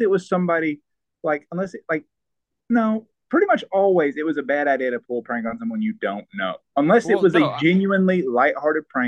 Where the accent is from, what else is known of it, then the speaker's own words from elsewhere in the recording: the South, United States; accent: Southern; I do have a Southern accent